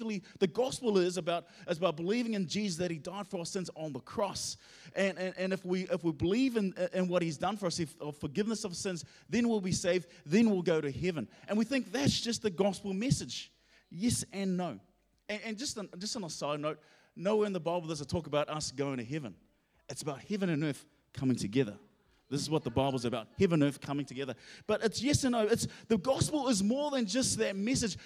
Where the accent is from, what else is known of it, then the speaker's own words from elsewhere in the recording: Auckland, New Zealand; also born or lived in Hamilton; I'm originally from Auckland